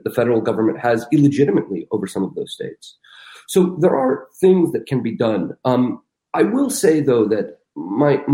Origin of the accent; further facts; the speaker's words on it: Russia; moved away; I'm from Russia. I was born in Russia.